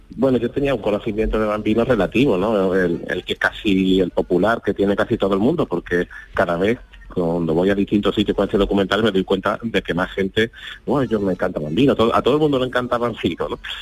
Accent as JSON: {"language": "Spanish", "town": "Huelva", "region": "Andalusia", "country": "Spain", "said": "yo soy de Huelva"}